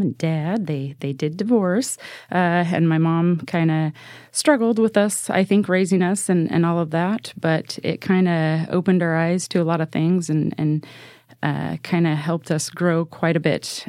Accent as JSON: {"language": "English", "town": "Salem", "region": "Oregon", "country": "United States", "tie": "born or raised there", "said": "I was born and raised in Salem Kaiser"}